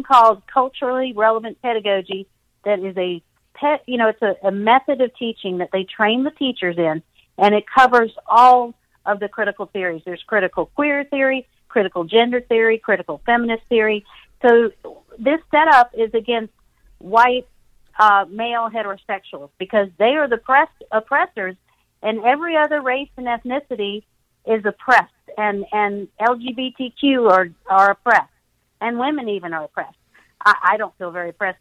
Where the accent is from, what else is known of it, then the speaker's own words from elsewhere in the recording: the South, United States; I'm from the South, so that's what we say down here